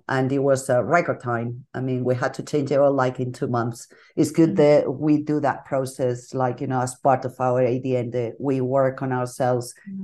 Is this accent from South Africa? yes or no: no; Bilbao, Basque Country, Spain; moved away as an adult; now in Madrid, Spain; I'm from Bilbao, from the north of Spain